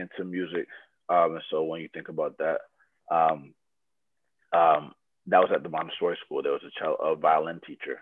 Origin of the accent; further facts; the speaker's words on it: Atlanta, Georgia, United States; also born or lived in Loma Linda, California; I grew up in Atlanta, Georgia